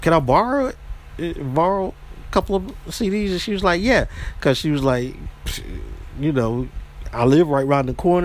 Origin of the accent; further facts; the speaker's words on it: southern U.S., United States; moved away as an adult; when I moved back to my hometown